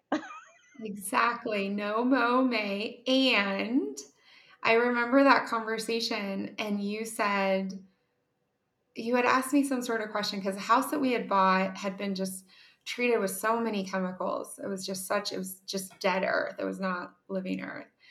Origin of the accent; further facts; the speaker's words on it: Ohio, United States; I'm from Ohio, which is the headquarters of Kroger.